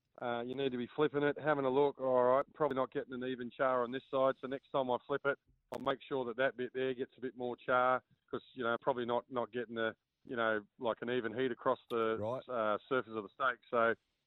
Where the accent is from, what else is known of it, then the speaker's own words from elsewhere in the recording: Australia; coming from Australia, I'm from Australia, so I'm a big prawn eater. And you know, making your own seafood sauce is something that we've done since a kid